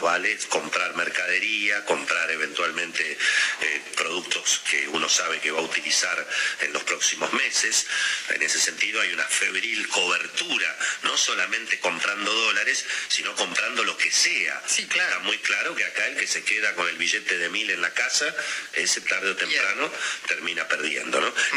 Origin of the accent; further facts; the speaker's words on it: Argentina; la mayoría de los argentinos